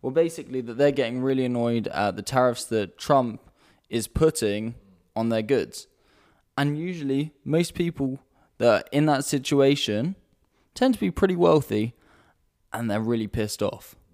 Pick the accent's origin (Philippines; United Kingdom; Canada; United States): United Kingdom; now in Amsterdam, Netherlands; I'm, I'm British as well.